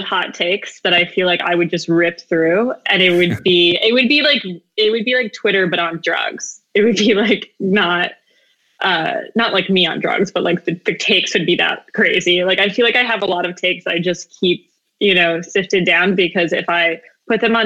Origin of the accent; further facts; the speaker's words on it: Arizona, United States; moved away as an adult; also born or lived in Gallup, New Mexico / Navajo Reservation, Northern Arizona / New Mexico State University / New York City; we moved down to Arizona. I grew up there, lived most of my life in the Southwest